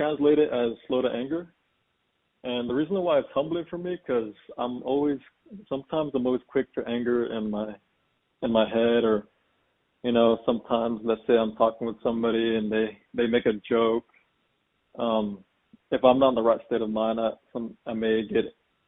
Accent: San Antonio, Texas, United States; I'm from San Antonio, Texas.

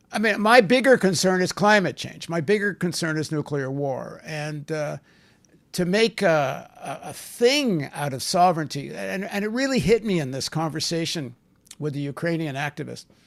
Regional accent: Canada; also born or lived in New York; I'm from the Canadian people

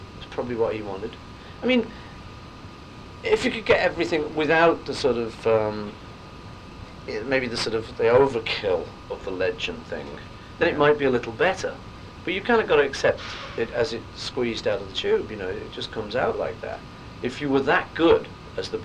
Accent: Liverpool, North West England, United Kingdom; moved away; we came from Liverpool

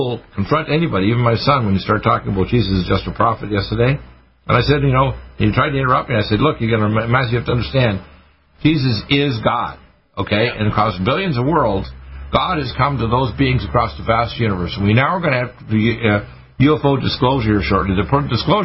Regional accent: Dartmouth, Nova Scotia, Canada; I was raised in Dartmouth, Nova Scotia, a naval town

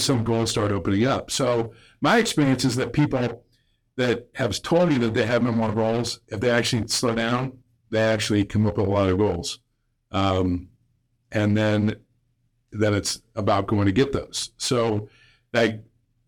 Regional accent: Illinois, United States; growing up in Illinois

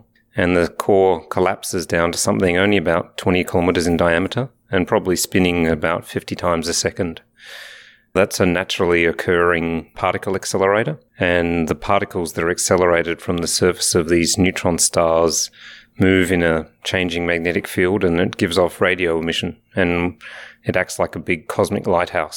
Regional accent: Alice Springs, Northern Territory, Australia; moved away; also born or lived in Adelaide, Australia / Canberra, Australia / England; born in Alice Springs in the middle of Australia, but I did my education at the University of Adelaide and the Australian National University.

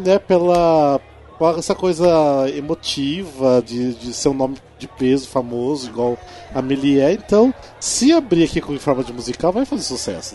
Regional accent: Cascavel, Paraná, Brazil; lá da minha cidade, lá de Cascavel, né, no interior do Paraná

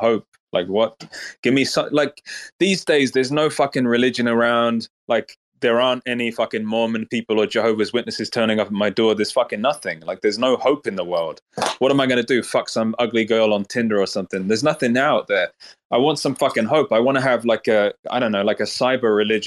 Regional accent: Norway; I'm from Norway.

